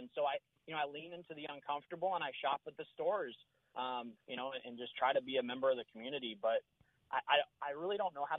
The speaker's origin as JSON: {"language": "English", "town": "Denver", "region": "Colorado", "country": "United States", "tie": "born or raised there", "also_born_or_lived": "South Durham, North Carolina", "moved": "yes", "lives_now": "Durham, United States", "said": "when I grew up in Denver"}